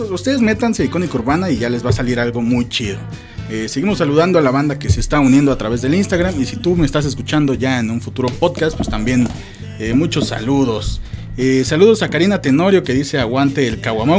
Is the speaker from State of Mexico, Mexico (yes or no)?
no; Mexico City, Mexico; de allá somos, de Iztapalapa